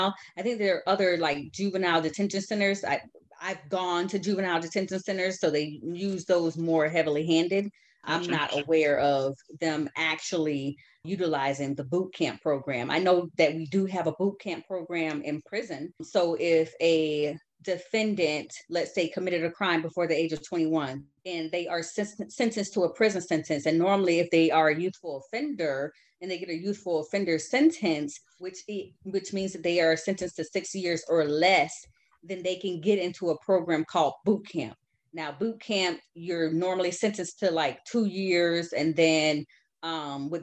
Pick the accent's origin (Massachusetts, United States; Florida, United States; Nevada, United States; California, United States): Florida, United States; Pompano Beach; I grew up in Pompano Beach in a little area called Kaya City